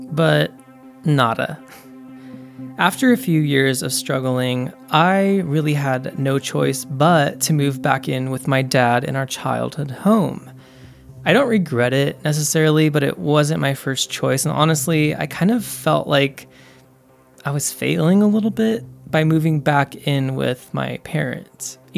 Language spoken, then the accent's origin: English; California, United States; So I grew up in Northern California. I am the youngest of three siblings, but we were all adopted, so none of us are blood relatives.